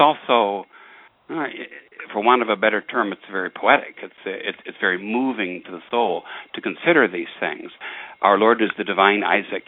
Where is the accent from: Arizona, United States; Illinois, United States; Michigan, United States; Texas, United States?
Michigan, United States; Detroit; growing up in Detroit